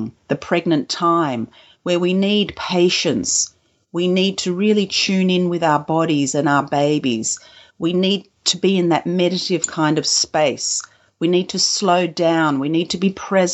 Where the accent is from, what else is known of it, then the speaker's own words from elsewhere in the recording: Australia; also born or lived in Kuwait; I was born in Kuwait, and I came to Australia when I was a two-year-old